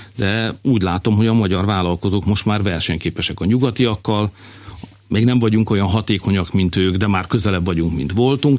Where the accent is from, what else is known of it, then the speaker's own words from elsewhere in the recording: Hungary; also born or lived in Budapest; tudom, hogy hogy van a falukban, mert éltem ott, ott születtem. Tudom, hogy van a városom, ott jártam gimnáziumba